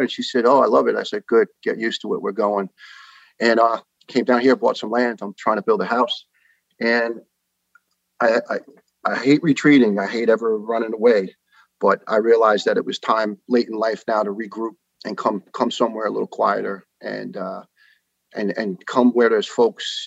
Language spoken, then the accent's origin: English; New York City, New York, United States; accent: New York; moved away as an adult; also born or lived in Ireland; now in Tennessee, United States; I'm a proud uh, New York born and raised boy.